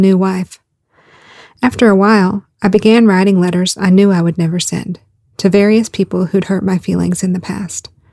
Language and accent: English; the South, United States; I grew up in the South, and I was a preacher's daughter